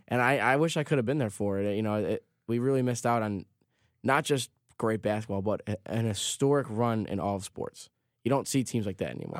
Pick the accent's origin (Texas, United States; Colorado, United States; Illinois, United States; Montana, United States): Illinois, United States; Chicago; I'm from Chicago